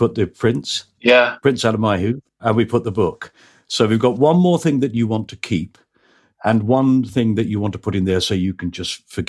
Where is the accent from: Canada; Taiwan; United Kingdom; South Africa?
United Kingdom; North West England; so I grew up in Lancashire. I learned English.